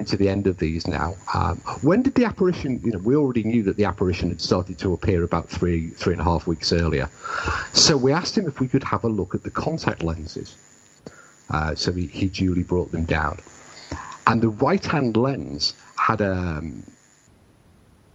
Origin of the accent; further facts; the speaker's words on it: United Kingdom; I am British and I understand British people.